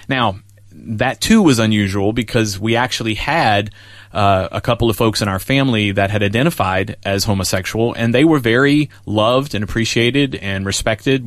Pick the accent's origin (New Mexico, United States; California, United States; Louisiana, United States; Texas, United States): Louisiana, United States; New Orleans; I was in Louisiana, uh, New Orleans. I grew up in New Orleans